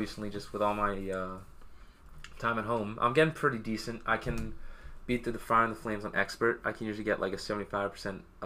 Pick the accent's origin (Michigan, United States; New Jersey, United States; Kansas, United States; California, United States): New Jersey, United States; I am from New Jersey